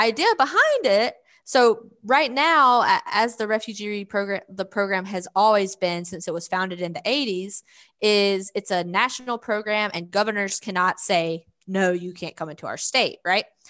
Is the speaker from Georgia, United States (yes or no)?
yes; Georgia, United States; accent: Southern; first language English; moved away as an adult; also born or lived in Philadelphia; now in Arkansas, United States; I grew up in Georgia and then I moved to Philadelphia